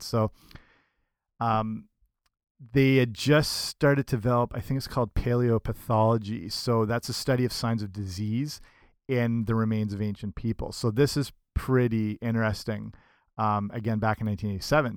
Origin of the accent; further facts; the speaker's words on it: Canada; I'm Canadian